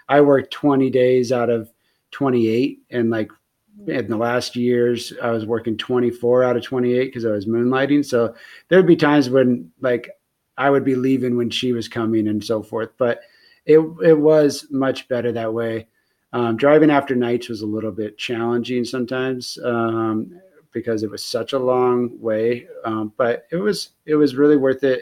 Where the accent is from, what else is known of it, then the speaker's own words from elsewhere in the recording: near Bakersfield, California, United States; it is really close to my hometown. It was only like it's like an hour drive away from where I grew up